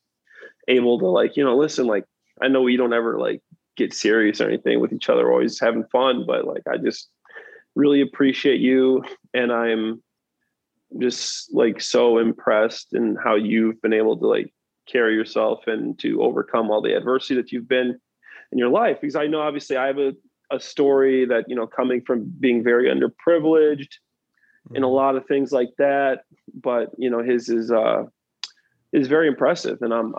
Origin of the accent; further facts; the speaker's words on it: East of England, United Kingdom; Man, I'm from Essex, and that's how we talk to each other. So it's kind of weird, but that's how we do things back.